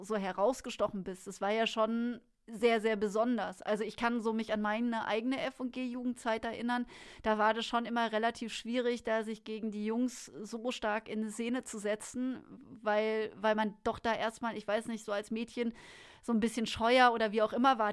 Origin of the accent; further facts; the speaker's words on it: Münstertal, Baden-Württemberg, Germany; moved away; wir kommen beide aus dem Münstertal.